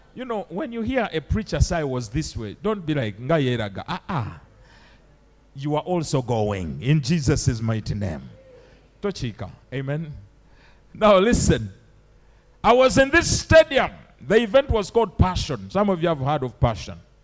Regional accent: Uganda; I'm from Uganda

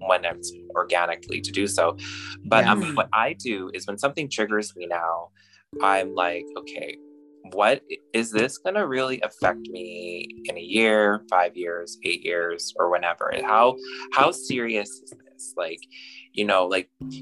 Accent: Alberta, Canada; moved away as an adult; also born or lived in Toronto; So I grew up and I was born and raised in Alberta

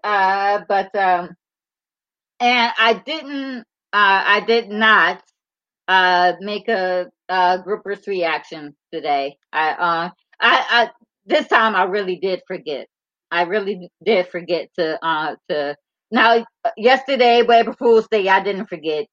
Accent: Michigan, United States; we are we're both from Michigan

